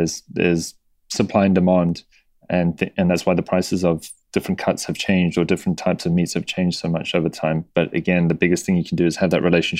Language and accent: English; South Africa; moved away; my parents, I remember with them growing up in South Africa